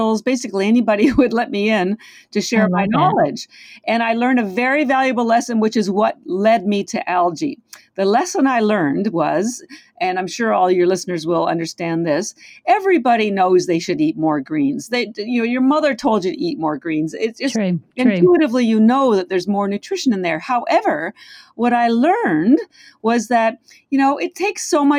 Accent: Canada; now in Boston, United States; I am Canadian. I live in Boston, but our Canadian healthcare system is quite different

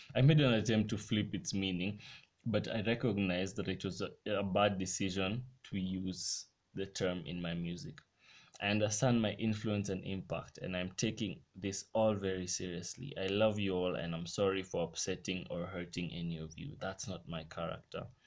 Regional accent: Kenya; my country right now in kenya

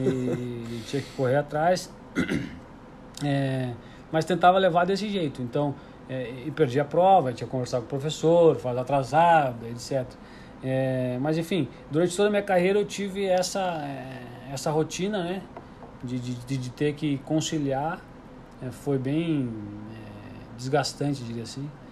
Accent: Porto Alegre, Rio Grande do Sul, Brazil; eu estudava numa escola municipal de Porto Alegre, eu sou, sou gaúcho

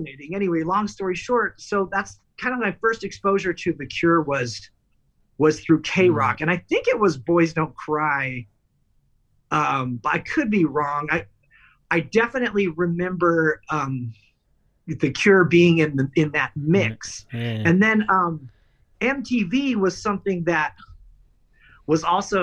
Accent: Los Angeles, California, United States; I grew up in Los Angeles

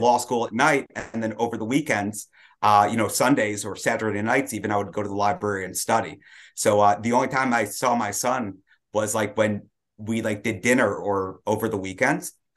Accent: Detroit, Michigan, United States; I grew up in Detroit, uh, traditional black hat family

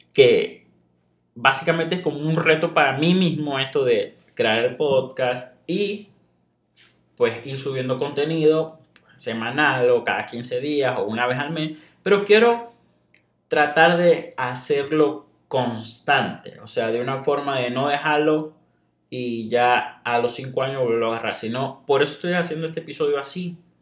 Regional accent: Venezuela; moved away as an adult; also born or lived in Monterrey, Mexico; now in Saltillo, Mexico; Yo soy de Venezuela

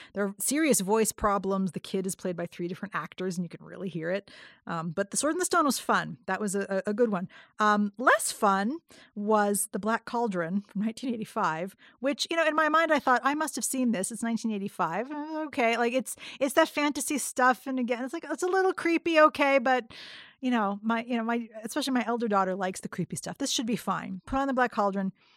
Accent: hometown with the Indiana Theater, United States; at the Indiana Theater in my hometown

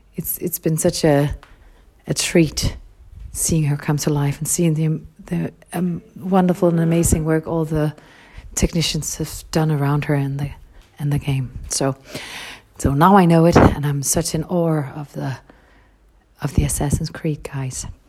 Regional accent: Copenhagen area, Capital Region of Denmark, Denmark; I was brought up up in Copenhagen, or a small city very close to Copenhagen

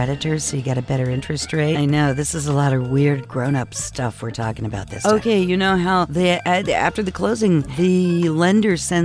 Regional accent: United States

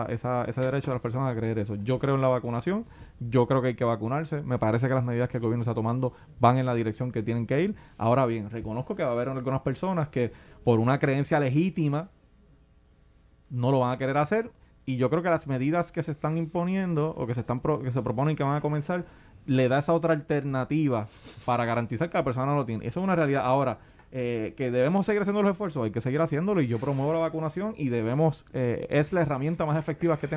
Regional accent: Puerto Rico; No, yo soy puertorriqueño, se

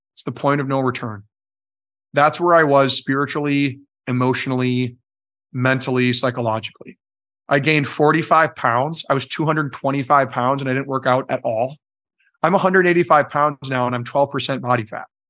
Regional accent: Belle Plaine, Minnesota, United States; cleared a lot of what is Belle Plaine today, the town

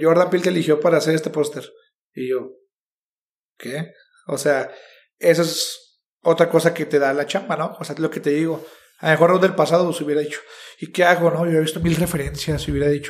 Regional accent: Chihuahua, Mexico; yo soy mexicano, nací en Chihuahua

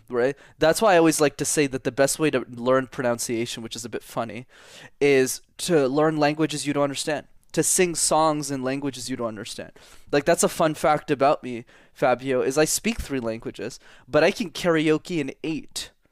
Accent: Montreal, Quebec, Canada; first language English; I'm fluent in French is because I grew up in Montreal in Canada.

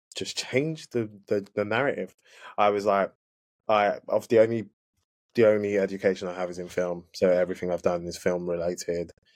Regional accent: London, United Kingdom; I am yeah from the UK, London, born born and raised East London

